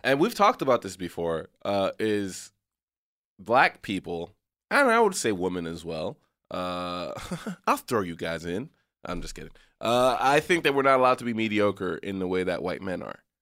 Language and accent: English; McAllen, Texas, United States; moved away as an adult; also born or lived in San Francisco Bay Area; growing up in McAllen, Texas